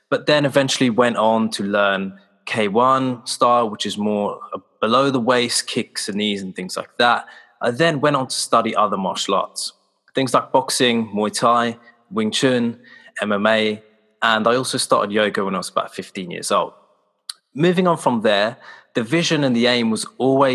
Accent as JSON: {"language": "English", "town": "Slough", "region": "South East England", "country": "United Kingdom", "said": "I'm from Slough in the UK, which is in Berkshire and 20 miles west of central London."}